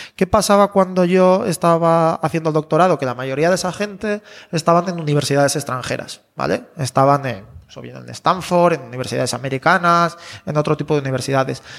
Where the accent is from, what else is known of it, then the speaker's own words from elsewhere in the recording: León, Castile and León, Spain; moved away; yo soy de León